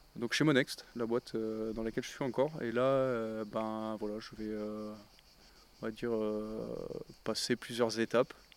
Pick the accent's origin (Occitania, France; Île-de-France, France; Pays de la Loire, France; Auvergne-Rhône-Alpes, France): Occitania, France; Lunel; also born or lived in Perpignan / Montpellier; la, majeure partie de, de, de, mon enfance, je l'ai faite à, Lunel